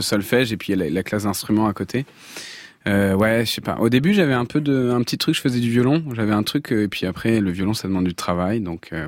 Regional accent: Avignon, Provence-Alpes-Côte d'Azur, France; je viens d'Avignon

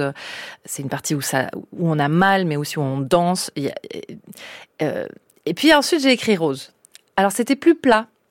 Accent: Basque Country, Nouvelle-Aquitaine, France; moved away; chez moi au Pays Basque

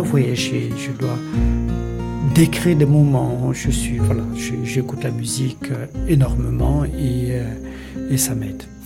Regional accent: Mali; moved away; also born or lived in Mauritania; j'ai grandi au Mali

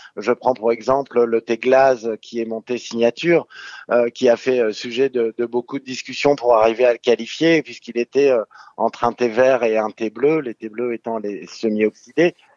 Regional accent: Brittany, France; chez nous en Bretagne

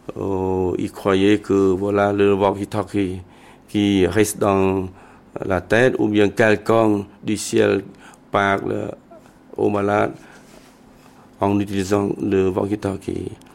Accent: Cambodia; je suis Khmer pour tout le monde

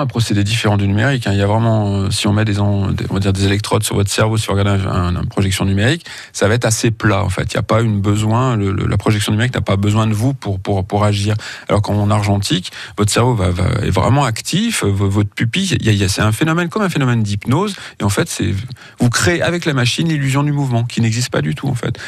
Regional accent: Feurs, Auvergne-Rhône-Alpes, France; je suis né à Feur, donc euh, ça se limitait entre le cinéma-théâtre, le cinéma familial et le vidéoclub

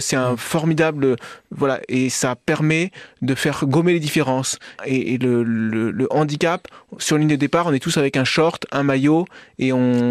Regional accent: Paris, Île-de-France, France; now in Villard-de-Lans, France; je suis parisien d'origine

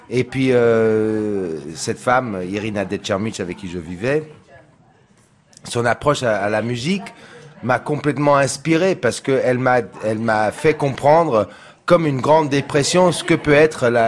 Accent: San Diego, California, United States; French is a second language; Alors, euh, je dois dire que je viens de San Diego, que j'étais dans le skateboard et, le surf

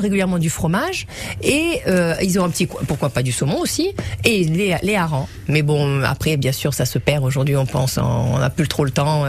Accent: Sweden; now in Nice, France; je suis née en Suède.

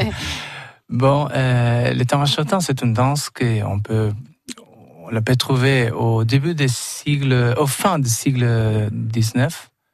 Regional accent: Buenos Aires, Argentina; French is a second language; moved away; je suis né à Buenos Aires

